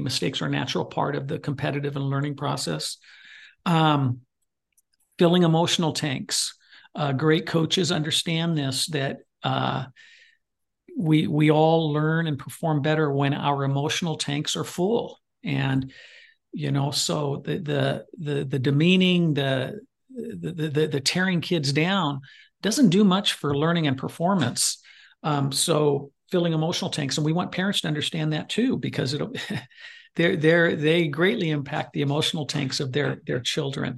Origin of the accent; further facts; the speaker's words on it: Goleta, California, United States; moved away; I went back to Goleta, California, my hometown